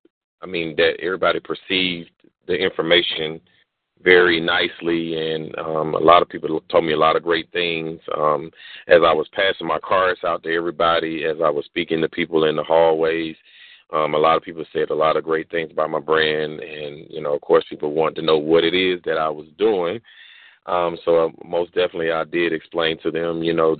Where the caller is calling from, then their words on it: Jonesboro, Georgia, United States; I'm calling in from Jonesboro, Georgia